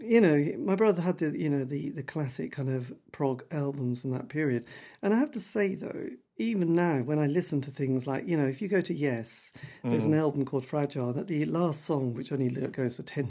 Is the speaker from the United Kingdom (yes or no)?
yes; East Anglia, East of England, United Kingdom; because I come from the East Anglian region